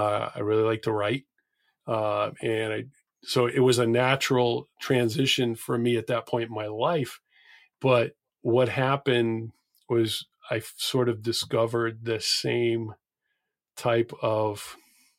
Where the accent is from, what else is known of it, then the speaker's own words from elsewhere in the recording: New England, United States; I'm from New England